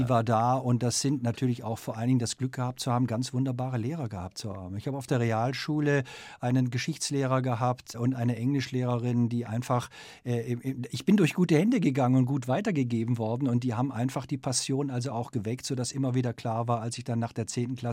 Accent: Germany; Ich bin ein ein Kind des Kalten Krieges und aufgewachsen in Westdeutschland.

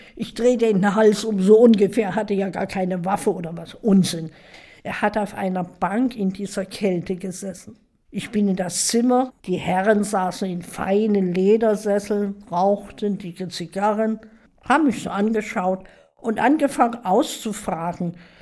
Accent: Dresden, Saxony, Germany; Ja, ich bin in Dresden geboren

